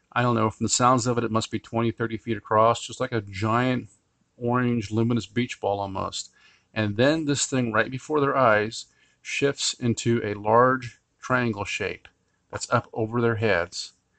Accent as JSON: {"language": "English", "country": "Finland", "said": "Today's case, well actually two cases, I come from Finland."}